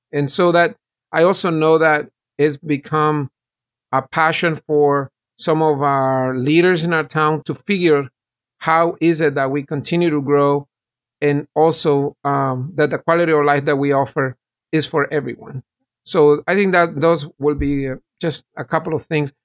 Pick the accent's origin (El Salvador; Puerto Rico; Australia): El Salvador; also born or lived in San Francisco, California / North Carolina; now in Apex, North Carolina, United States; I'm originally from El Salvador, And I migrated in the late eighties, first to San Francisco in California.